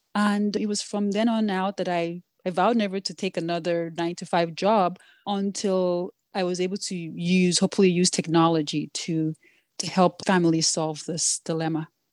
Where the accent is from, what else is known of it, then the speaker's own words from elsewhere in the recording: Nigeria; first language Yoruba; English is a second language; moved away as an adult; also born or lived in New York, United States / Washington, D.C., United States; now in United States; growing up in Nigeria